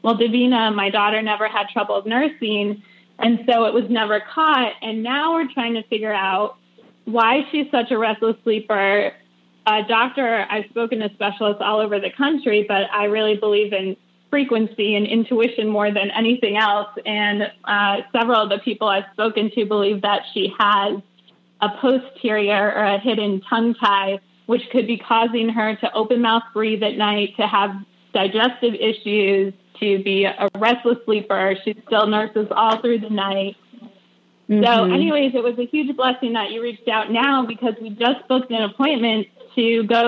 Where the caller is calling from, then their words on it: Asheville, North Carolina, United States; I'm calling from Asheville, North Carolina.